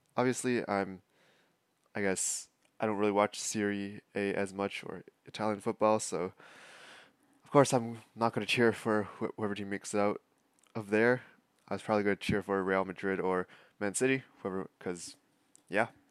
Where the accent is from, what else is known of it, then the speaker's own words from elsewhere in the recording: Toronto, Ontario, Canada; Toronto F C, my hometown club.